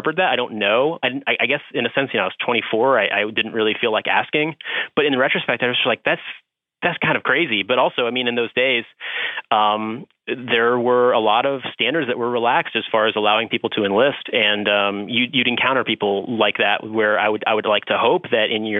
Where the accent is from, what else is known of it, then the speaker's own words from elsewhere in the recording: Midwest, United States; now in New York, United States; I'm from the Midwest and I live in New York